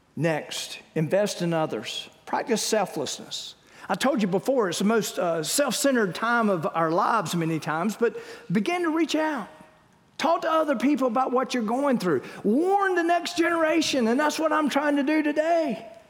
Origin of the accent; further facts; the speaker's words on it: Wilmington, North Carolina, United States; we grew up in Wilmington